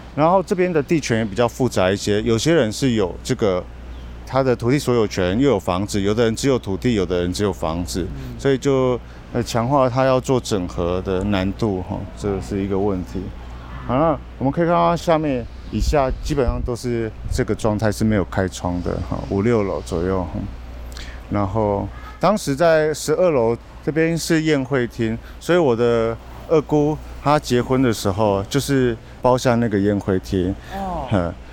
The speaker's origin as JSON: {"language": "Chinese", "region": "Kaohsiung", "country": "Taiwan", "tie": "born or raised there", "said": "我小时候在盐城区成长过一段时间"}